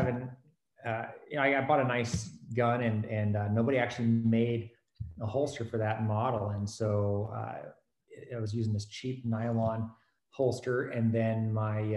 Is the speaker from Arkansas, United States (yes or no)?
yes; Fort Smith, Arkansas, United States; moved away as an adult; I grew up in Arkansas, Fort Smith, Arkansas